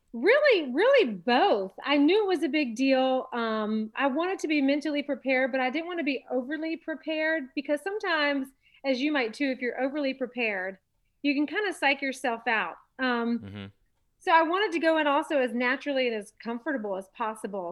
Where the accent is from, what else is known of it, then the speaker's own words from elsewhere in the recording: Charlotte, North Carolina, United States; also born or lived in Los Angeles, California; I'm born and raised in Charlotte